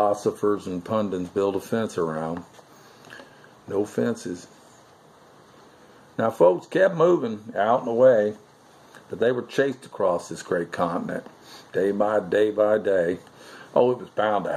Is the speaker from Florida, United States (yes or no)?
yes; Melbourne, Florida, United States; I've been teaching and coaching down here in my hometown of Melbourne, Florida